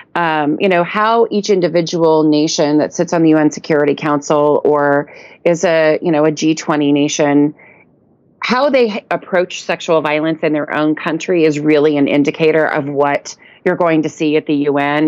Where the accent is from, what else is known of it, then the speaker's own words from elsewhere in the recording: United States; as an American woman